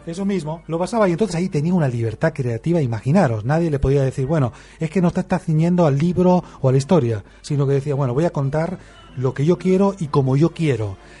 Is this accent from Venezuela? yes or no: no; Argentina; moved away; aquel país lejano de donde yo vengo